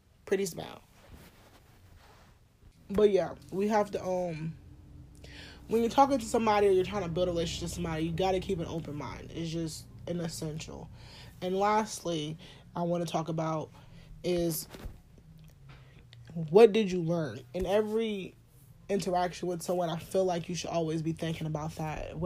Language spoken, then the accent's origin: English; New Orleans, Louisiana, United States; I'm from New Orleans